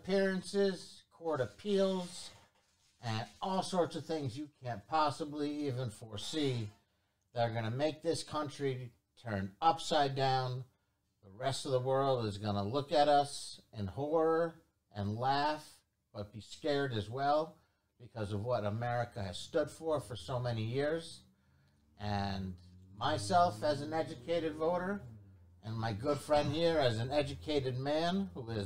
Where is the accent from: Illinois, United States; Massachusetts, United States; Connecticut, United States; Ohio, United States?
Connecticut, United States; Fairfield; I am from Fairfield, Connecticut. Born and raised